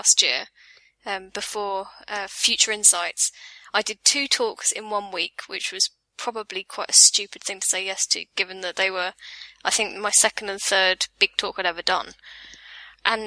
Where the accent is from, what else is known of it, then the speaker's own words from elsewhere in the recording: England, United Kingdom; accent: southern British; also born or lived in Reigate; now in Brighton, United Kingdom; I have a southern British accent